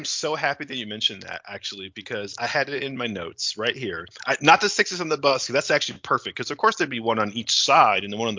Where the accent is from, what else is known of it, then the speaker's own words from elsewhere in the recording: Niagara Falls, New York, United States; growing up in Niagara Falls in the 90s.